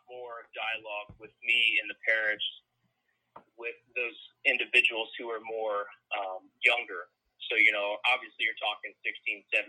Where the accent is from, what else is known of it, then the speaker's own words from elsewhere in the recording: Marysville, Ohio, United States; moved away as an adult; now in Raleigh, United States; I'm from Marysville, Ohio, so it's a little bit southwest of Columbus